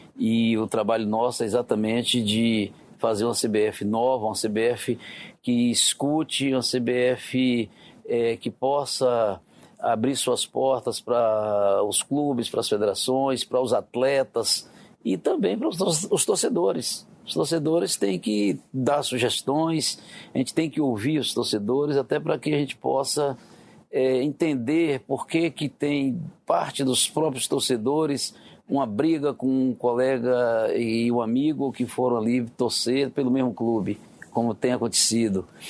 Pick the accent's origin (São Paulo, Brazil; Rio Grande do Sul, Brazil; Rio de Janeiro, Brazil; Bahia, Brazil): Bahia, Brazil; Vitória da Conquista; eu nasci no interior da Bahia, em Vitória da Conquista, é uma cidade que fica no sudoeste da Bahia